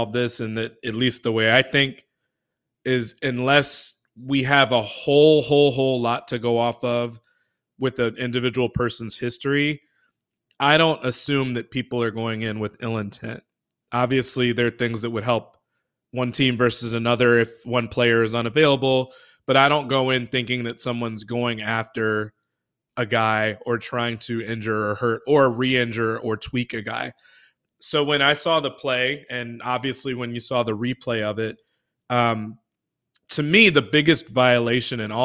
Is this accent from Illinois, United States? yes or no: yes; Chicago, Illinois, United States; I grew up in Chicago, so I grew up a Bulls fan